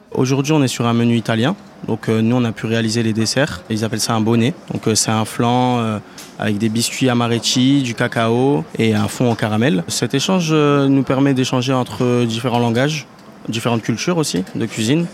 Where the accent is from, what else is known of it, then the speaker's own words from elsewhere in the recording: France; on est français dans la cuisine à l'étranger